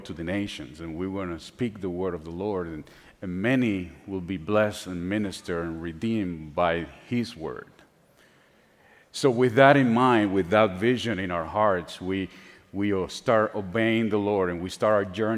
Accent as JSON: {"language": "English", "town": "San Juan", "country": "Puerto Rico", "tie": "born or raised there", "first_language": "Spanish", "second_language": "English", "moved": "yes", "said": "I was born and raised in San Juan, Puerto Rico"}